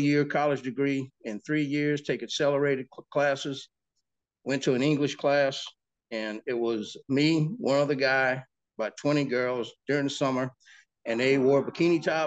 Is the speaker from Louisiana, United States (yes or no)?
yes; Plaquemine, Louisiana, United States; also born or lived in Baton Rouge, Louisiana / Cape May, New Jersey; My hometown is Plaquemine. I was born in Baton Rouge